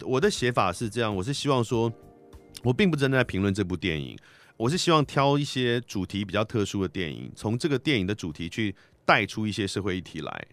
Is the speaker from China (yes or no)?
no; Taiwan; 那我自嗯己哼是出生在台湾，生长在台湾，但是我们家是汉人，并不是蒙古人